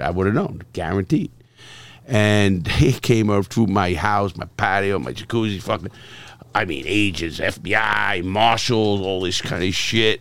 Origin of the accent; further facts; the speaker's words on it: New York City, New York, United States; I come from the streets of Brooklyn and Bronx